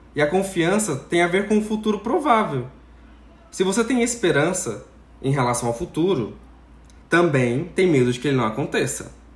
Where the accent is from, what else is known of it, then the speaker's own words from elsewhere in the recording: Brazil; enquanto brasileiros